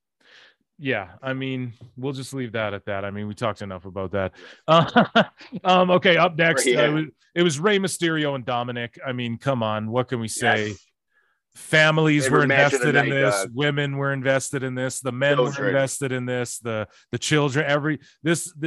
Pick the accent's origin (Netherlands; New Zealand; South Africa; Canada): Canada; I'm Canadian